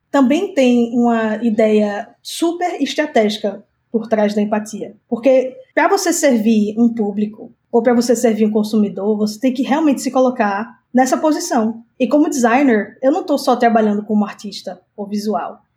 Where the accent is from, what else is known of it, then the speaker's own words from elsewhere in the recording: Recife, Pernambuco, Brazil; moved away as an adult; eu sou de Recife, nordestina, morei lá minha vida toda até os 18.